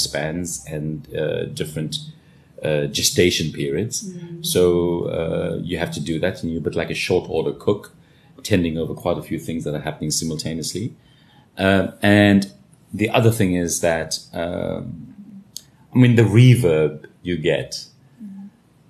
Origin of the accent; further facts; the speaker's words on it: South Africa; we're still South African